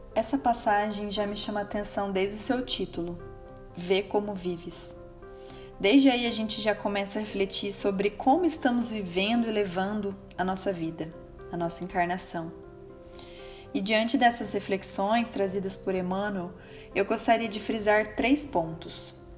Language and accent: Portuguese; Londrina, Paraná, Brazil; Eu nasci e moro em Londrina, no estado do Paraná